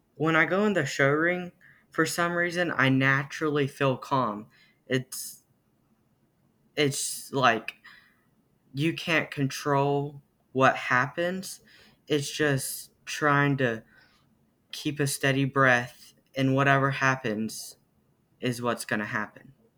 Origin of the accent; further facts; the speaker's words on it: Amber, Oklahoma, United States; I am from Amber, Oklahoma